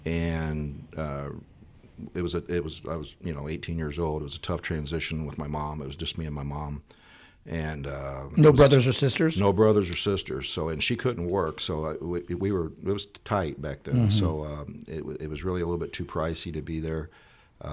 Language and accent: English; East Alton, Illinois, United States; I was born and raised in East Alton, Illinois, born in Wood River Township Hospital. So I've lived here my whole life and stayed.